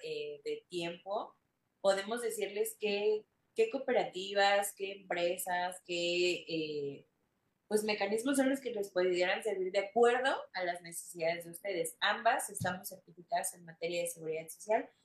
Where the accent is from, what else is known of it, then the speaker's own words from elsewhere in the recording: Mexico; somos mexicanos